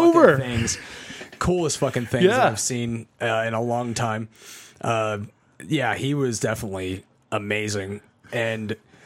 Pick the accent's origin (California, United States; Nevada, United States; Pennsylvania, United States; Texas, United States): Nevada, United States; Las Vegas; I was born and raised in Vegas